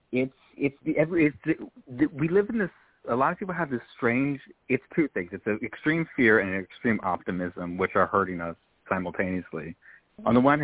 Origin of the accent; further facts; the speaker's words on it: California, United States; I always say I'm from California and I get